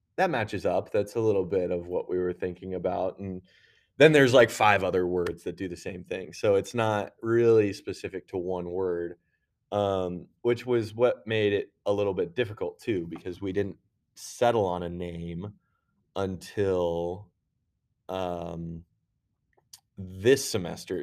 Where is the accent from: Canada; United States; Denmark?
United States; Lindsborg, Kansas; moved away; also born or lived in Minnesota; I'm from Kansas originally, so, uh, my, my hometown is actually Little Sweden